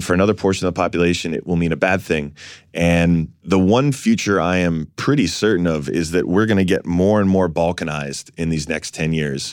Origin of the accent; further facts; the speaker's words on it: New York City, New York, United States; I was born in Fort Greene